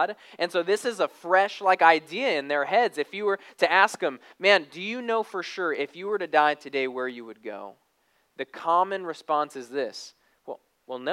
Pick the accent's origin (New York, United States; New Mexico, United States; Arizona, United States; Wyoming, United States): Arizona, United States; now in Texas, United States; I'm kind of a city boy. I grew up in Arizona. And so I remember when we moved to Texas